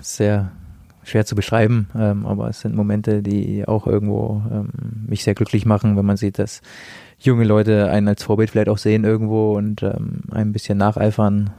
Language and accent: German; the North, Northern Germany, Germany; now in Nuremberg, Germany; ich komme ja aus dem Norden, da spricht man nicht so viel über Gefühle